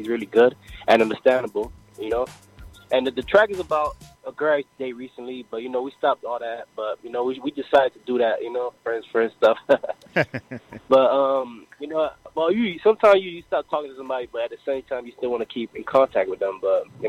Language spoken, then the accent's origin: English; Haiti; accent: island accent; now in Miami, United States; I was born in Haiti.